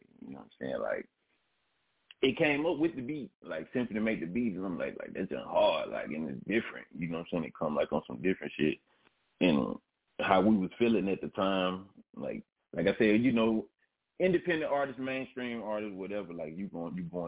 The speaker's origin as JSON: {"language": "English", "town": "Memphis", "region": "Tennessee", "country": "United States", "tie": "born or raised there", "said": "Born and raised in Memphis"}